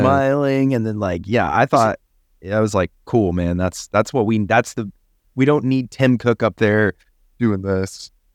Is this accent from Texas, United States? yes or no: yes; Texas, United States; I'm from Texas